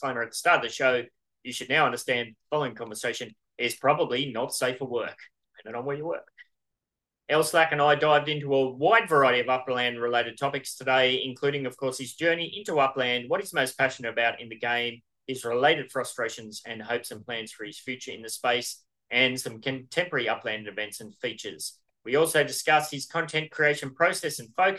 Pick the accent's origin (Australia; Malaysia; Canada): Australia; I'm Australian